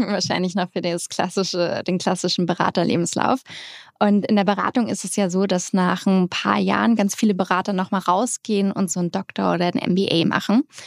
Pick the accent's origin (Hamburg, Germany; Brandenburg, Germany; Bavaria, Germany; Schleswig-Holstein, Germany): Hamburg, Germany; moved away as an adult; also born or lived in Netherlands / London; now in United States; Ich bin Hamburgerin aus St. Georg